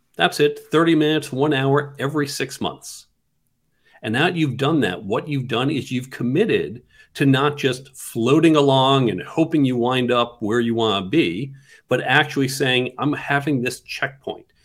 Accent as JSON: {"language": "English", "town": "New York City", "region": "New York", "country": "United States", "said": "I come from New York City, live right in Midtown."}